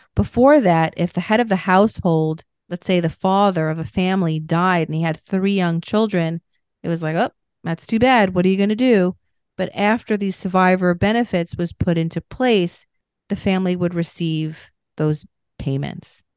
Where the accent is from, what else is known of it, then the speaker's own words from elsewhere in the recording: New York, United States; I'm a New Yorker